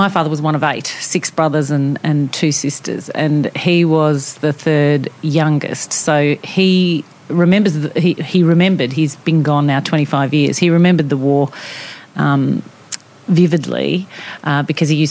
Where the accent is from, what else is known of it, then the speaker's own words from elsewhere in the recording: Melbourne, Victoria, Australia; first language Italian; English is a second language; moved away as an adult; also born or lived in Milan, Italy; now in Sydney, Australia; I grew up in Melbourne